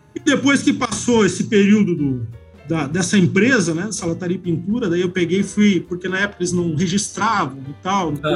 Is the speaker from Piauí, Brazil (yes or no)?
no; Joinville, Santa Catarina, Brazil; eu nasci aqui em Joinville, né? É, fui criado é, pelo, praticamente mais pelo meu, meu pai